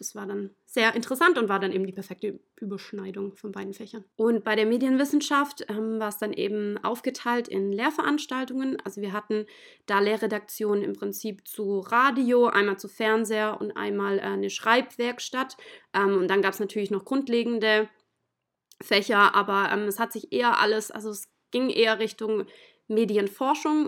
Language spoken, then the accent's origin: German; Ehingen, Baden-Württemberg, Germany; ich komme ähm, aus der Nähe von Ulm, aus dem schönen Ehingen